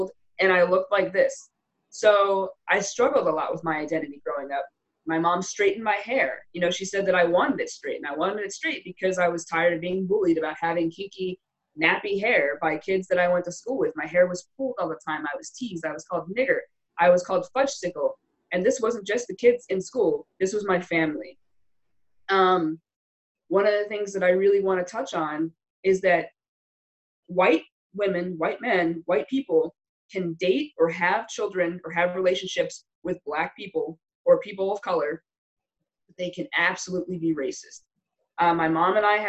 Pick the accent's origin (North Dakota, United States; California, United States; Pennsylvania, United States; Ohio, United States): Pennsylvania, United States; Wilkes-Barre; now in Carlisle, United States; I grew up in Wilkes-Barre, Pennsylvania. I grew up north by Scranton